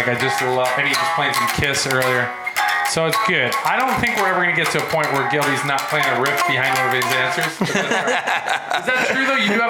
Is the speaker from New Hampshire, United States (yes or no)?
no; Connecticut, United States; moved away; also born or lived in Boston; I grew up in Connecticut.